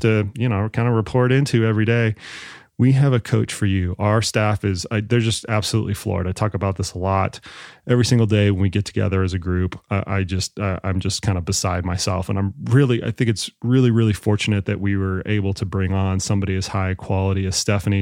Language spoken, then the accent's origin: English; Texas, United States; I grew up in Texas